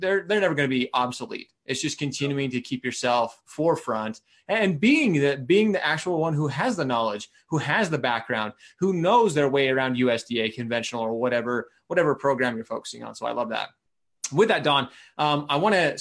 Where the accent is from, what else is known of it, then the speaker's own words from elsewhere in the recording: Utah, United States; my home state, my backyard